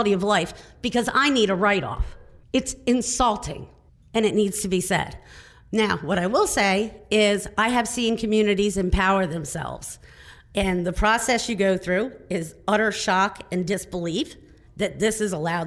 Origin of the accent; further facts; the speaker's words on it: Delta, Pennsylvania, United States; I am from Delta, Pennsylvania, which is southern New York County